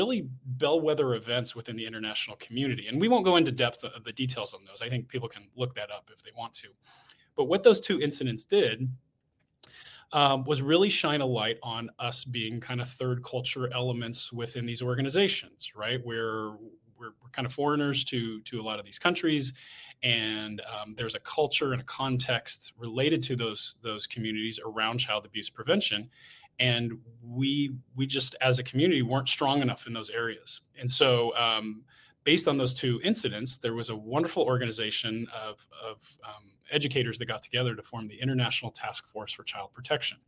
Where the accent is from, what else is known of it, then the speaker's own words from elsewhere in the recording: United States; moved away; I'm American